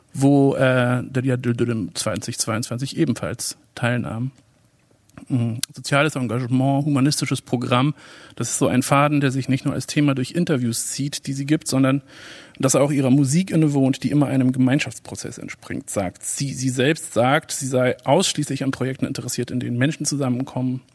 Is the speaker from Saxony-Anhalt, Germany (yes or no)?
no; Berlin, Germany; ich bin selber im Wedding aufgewachsen und kenne das Instrument Balama seit meiner eigenen Kindheit